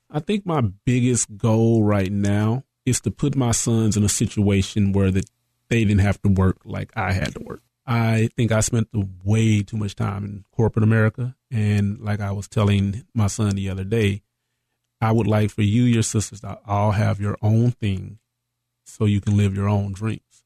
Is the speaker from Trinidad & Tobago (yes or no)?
no; East Texas, United States; also born or lived in Marshall, Texas / Carthage, Texas / Dallas, Texas; I'm originally from East Texas, a small town, Marshall